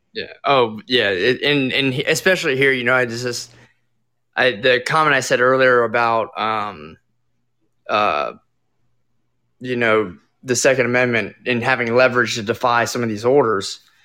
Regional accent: Florida, United States; moved away; I'm originally from Florida.

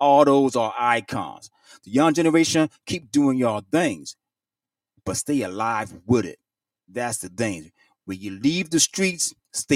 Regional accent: Virginia, United States; I'm a native from Virginia.

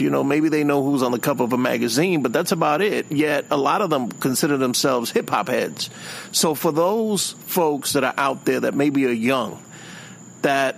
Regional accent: New York City, New York, United States; I'm from, you know, the inner city. I'm from the Bronx

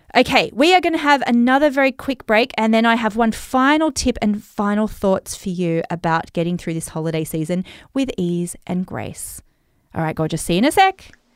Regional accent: Australia; accent: Australian; my Australian accent

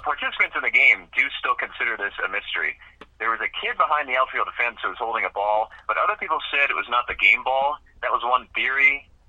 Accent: Boston, Massachusetts, United States; I grew up in the Boston area

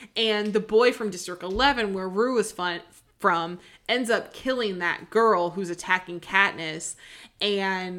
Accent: the Northwest, Pacific Northwest, United States; growing up in the Northwest

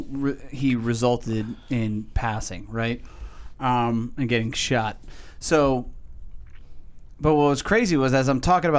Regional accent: New England, United States; moved away; It's where I'm from. Still my hometown.

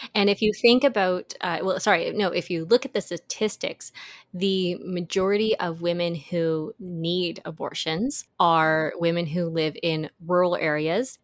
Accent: Canada; our fellow Canadian listeners

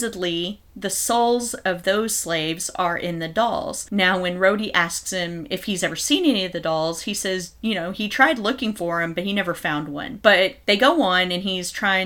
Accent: Texas, United States; We're from Texas

